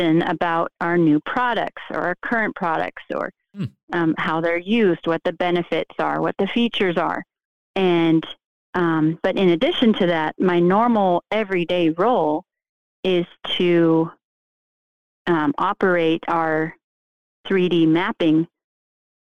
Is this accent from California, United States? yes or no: yes; California, United States; moved away as an adult; also born or lived in Utah / Chicago; I moved back to my hometown in California